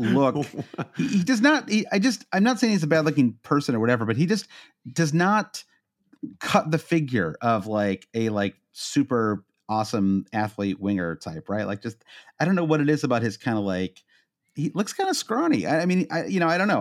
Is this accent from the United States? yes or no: yes; Midwest, United States; accent: Midwestern; my Midwestern accent